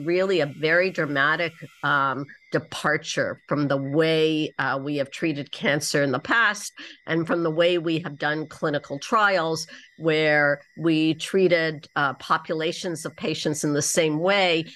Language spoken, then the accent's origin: English; Toronto, Ontario, Canada; moved away as an adult; also born or lived in San Diego, United States / Houston, United States; now in Wisconsin, United States; I grew up in Toronto, and I went to medical school in Toronto as well.